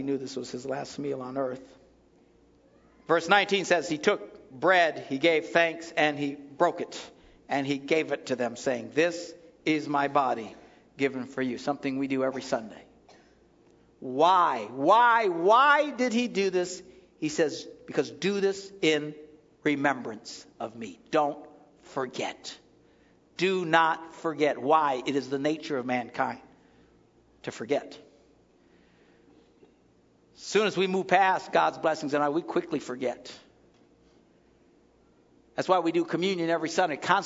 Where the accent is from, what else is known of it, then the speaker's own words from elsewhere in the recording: Wisconsin, United States; We're from Wisconsin.